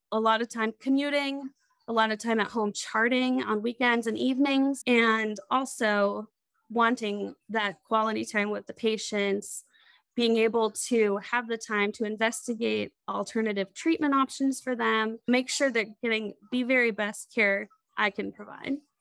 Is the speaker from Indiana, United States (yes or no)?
yes; Crawfordsville, Indiana, United States; born or raised there; also born or lived in Lewisburg, West Virginia; now in Indianapolis, United States